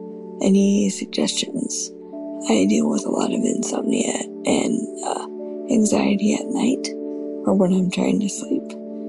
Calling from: Arkansas, United States; Hi, this is …, and I'm from Northwest Arkansas.

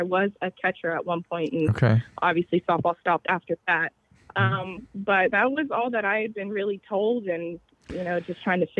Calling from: Charleston, South Carolina, United States; So I'm calling from Charleston, South Carolina today

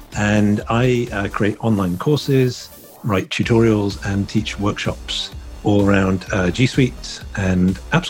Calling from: Harpers Ferry, West Virginia, United States; I'm calling in from Harpers Ferry in West Virginia. So just about an hour outside of Washington, D.C.

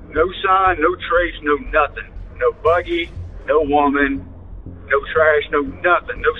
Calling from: Pennsylvania, United States; I'm calling from Pennsylvania.

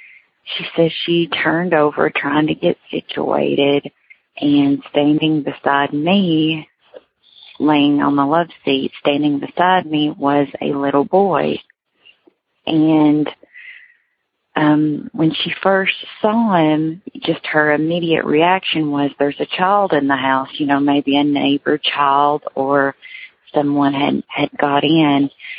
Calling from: Kentucky, United States; I am calling from Kentucky.

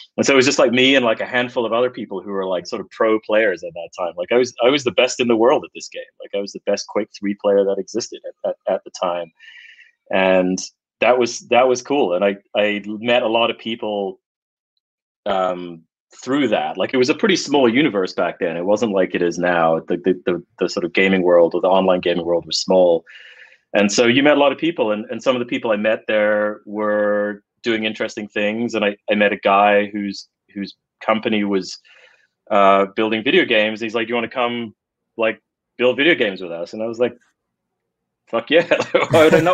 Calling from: California, United States; I am in Marin County, north of San Francisco.

